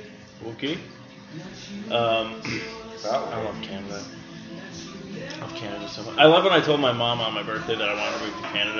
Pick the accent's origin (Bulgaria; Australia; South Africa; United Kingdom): Australia; Just because I'm from Australia, then they think I'm slow, eh?